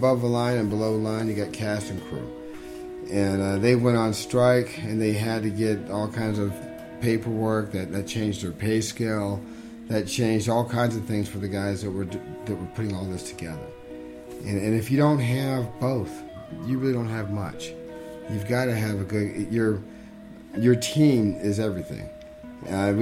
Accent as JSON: {"language": "English", "region": "Northern California", "country": "United States", "said": "I was from Northern California."}